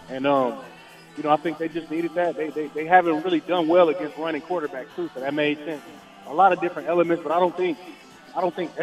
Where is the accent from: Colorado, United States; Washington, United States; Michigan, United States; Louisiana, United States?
Michigan, United States; I'm from Michigan